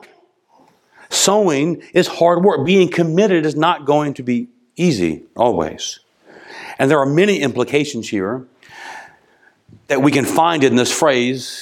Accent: United States; As an American

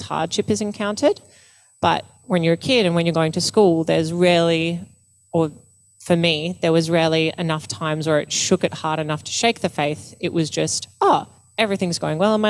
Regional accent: Blue Mountains, New South Wales, Australia; Growing up in the Blue Mountains

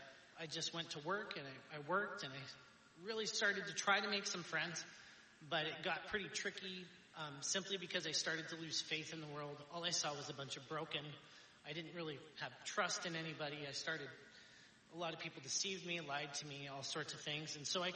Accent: Astoria, United States; when I was born and raised in Astoria, I had a pretty good family, pretty well off

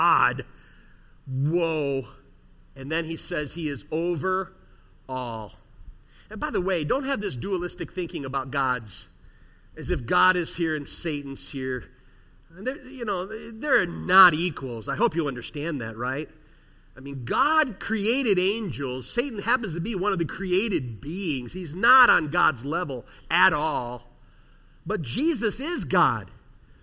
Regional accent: near Chicago, Illinois, United States; I grew up near Chicago

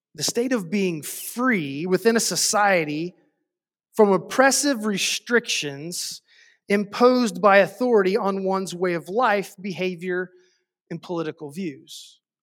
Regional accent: United States; as an American

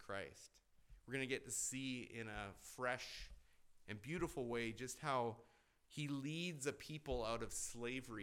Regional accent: Canada; moved away; growing up in Canada

